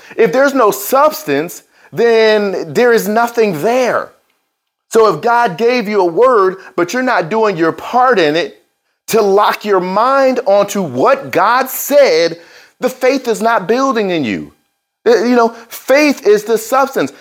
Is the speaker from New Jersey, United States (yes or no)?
yes; New Jersey, United States; I was born in New Jersey